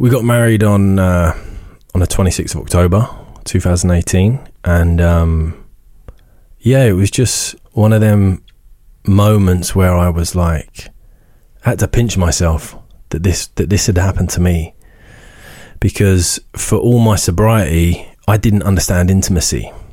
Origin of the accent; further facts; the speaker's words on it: Isleworth, London, United Kingdom; moved away; also born or lived in Northern Ireland; we grew up on Ivory Bridge Council Estate in Isleworth